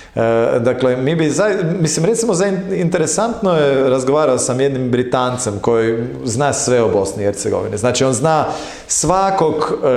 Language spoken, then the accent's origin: Croatian; Croatia; kao Hrvati